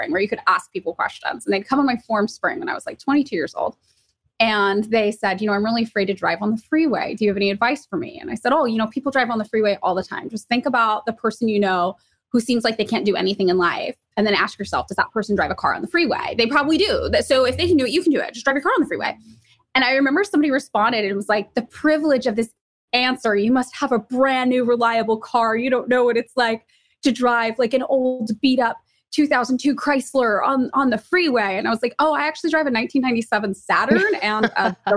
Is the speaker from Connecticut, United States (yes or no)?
no; Fresno, California, United States; I am from Fresno, California